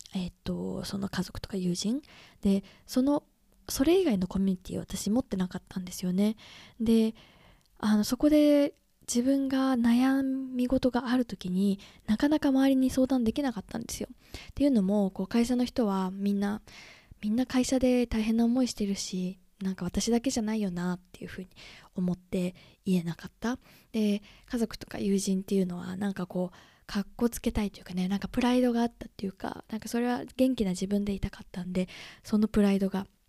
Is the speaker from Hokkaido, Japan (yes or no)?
no; Chiba, Japan; moved away as an adult; also born or lived in London; now in United Kingdom; 私はねあの千葉生まれ千葉出身なので